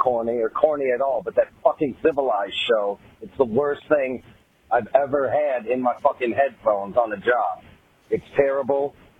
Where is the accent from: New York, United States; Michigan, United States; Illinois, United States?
Michigan, United States; Detroit; I'm from Detroit.